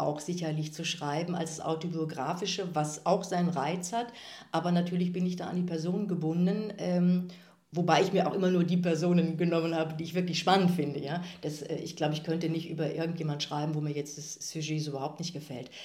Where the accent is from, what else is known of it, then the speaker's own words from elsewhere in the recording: Kevelaer, North Rhine-Westphalia, Germany; moved away as an adult; also born or lived in Aachen / Freiburg / Bochum / Munich; dieser Wallfahrtsort ist ja tatsächlich auch mein Heimatort